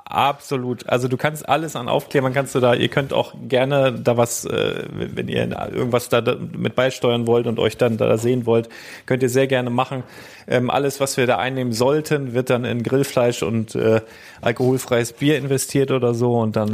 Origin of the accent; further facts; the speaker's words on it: Germany; ich komme aus Deutschland